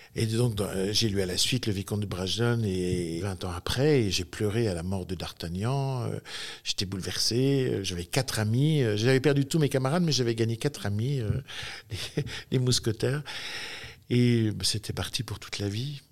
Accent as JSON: {"language": "French", "town": "Sainte-Foy-lès-Lyon", "region": "Auvergne-Rhône-Alpes", "country": "France", "tie": "born or raised there", "said": "je suis né à Sainte-Foy-les-Lyons, c'est-à-dire sur les hauteurs de Lyon, en 1960, en mars 1960."}